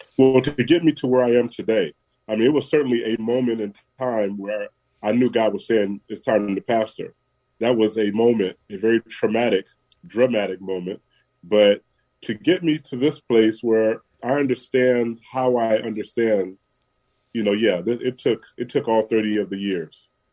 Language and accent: English; San Francisco, California, United States; Born and raised in San Francisco